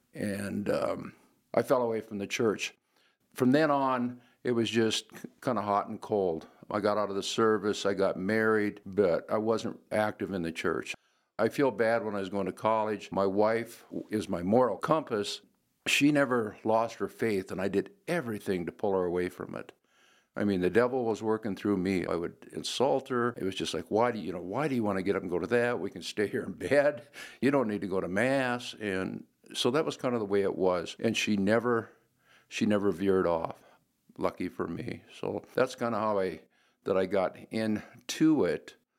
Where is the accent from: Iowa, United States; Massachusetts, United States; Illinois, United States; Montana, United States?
Montana, United States; Glendive; moved away; also born or lived in Western South Dakota; I'm originally from Glendive, Montana.